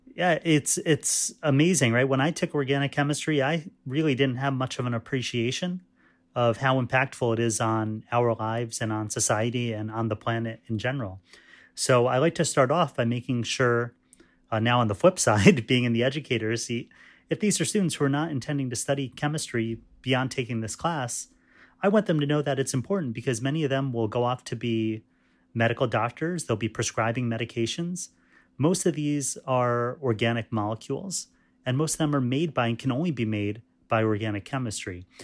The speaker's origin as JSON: {"language": "English", "region": "New York", "country": "United States", "tie": "born or raised there", "said": "my parents came from India, um, and I was born in New York, um, as was my brother"}